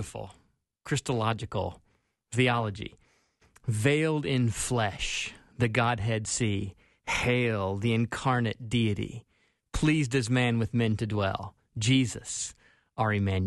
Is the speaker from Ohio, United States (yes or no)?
no; Spartanburg, South Carolina, United States; now in Twin Cities, United States; growing up in Spartanburg, South Carolina